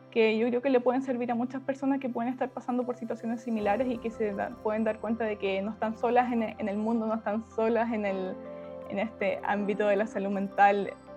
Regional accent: Puerto Montt, Los Lagos, Chile; moved away as an adult; now in Santiago, Chile; Soy del sur, soy de Puerto Montt, llevo dos años viviendo en Santiago

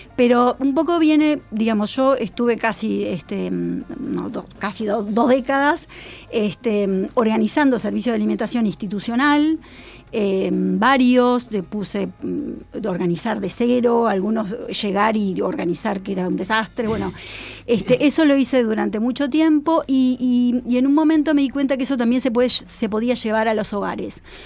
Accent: Uruguay; moved away; also born or lived in Argentina; yo soy uruguaya, viví 25 años en, en Argentina.

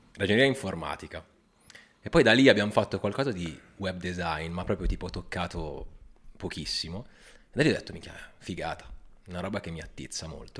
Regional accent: Milan, Lombardy, Italy; Milanese, però mamma è calabrese

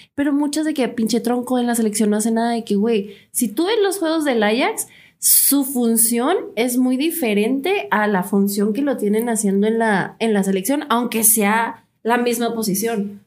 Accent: Mexico; Los mexicanos somos extremistas.

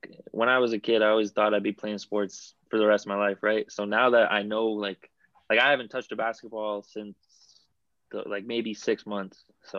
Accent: Vaughan, Ontario, Canada; I'm actually from Vaughan.

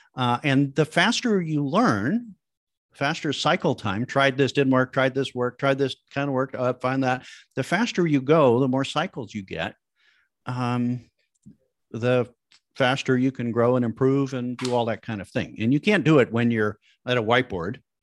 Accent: Midwest, United States; I come from the Midwest back in the seventies, eighties, n, nineties

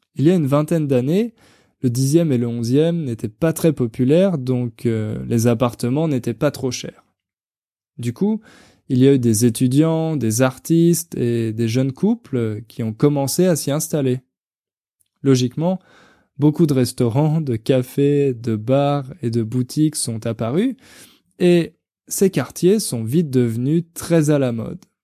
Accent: France; also born or lived in Paris; j'avais 19 ans, la première fois que j'ai quitté la France

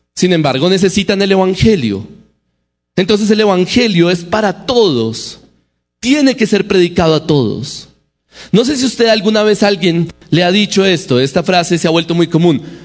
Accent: Bogotá, Colombia; accent: Bogotá; el acento para nosotros los bogotanos

